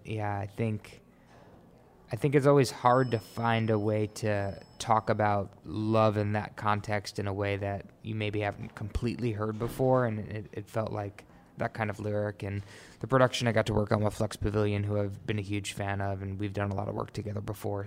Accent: New York, United States; I grew up in New York, really musical family

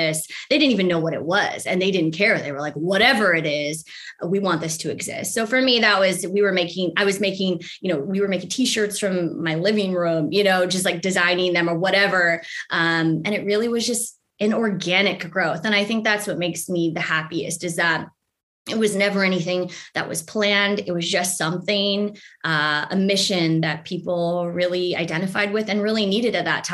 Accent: United States; being Asian American in this country

